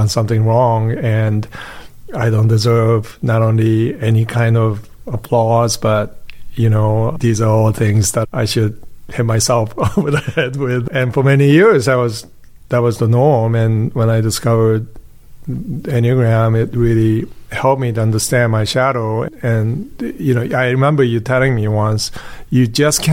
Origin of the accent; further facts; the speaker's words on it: New Jersey, United States; growing up in Japanese-speaking household that was in New Jersey